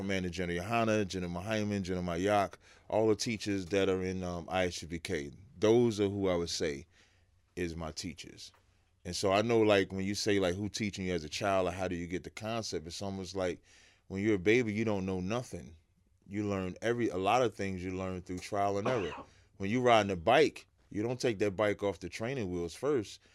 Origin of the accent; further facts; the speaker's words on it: Jersey City, New Jersey, United States; also born or lived in Roselle, New Jersey; now in West Orange, United States; I moved to Jersey City, uh, in, like, eighty-four